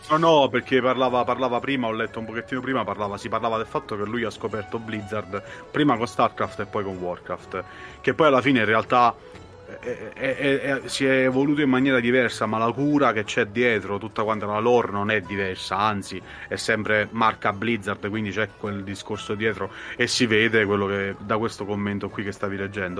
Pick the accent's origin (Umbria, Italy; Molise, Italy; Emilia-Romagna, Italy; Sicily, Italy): Molise, Italy; sono molisano, quindi vivo in una, praticamente in un buco di culo dimenticato da Dio